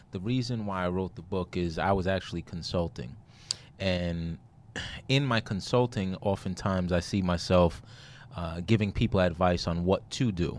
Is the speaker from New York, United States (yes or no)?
yes; New York City, New York, United States; moved away; I'm from Brooklyn, New York